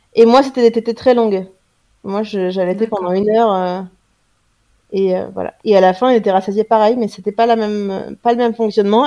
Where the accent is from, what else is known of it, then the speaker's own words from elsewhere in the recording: France; je suis française